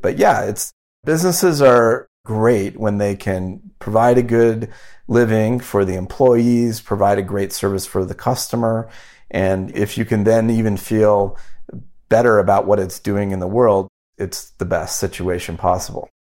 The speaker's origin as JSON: {"language": "English", "town": "Omaha", "region": "Nebraska", "country": "United States", "tie": "born or raised there", "also_born_or_lived": "Wyoming", "said": "I grew up in Wyoming and Omaha, Nebraska"}